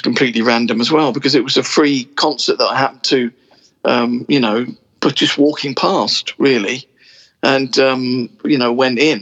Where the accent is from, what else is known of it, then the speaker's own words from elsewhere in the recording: Portsmouth, South East England, United Kingdom; now in London, United Kingdom; I moved to London. I was originally from Portsmouth. I moved to London